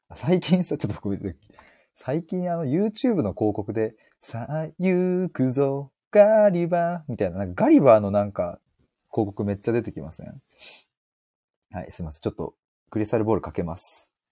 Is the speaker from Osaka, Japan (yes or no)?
no; Chiba, Japan; 僕、千葉県民でございます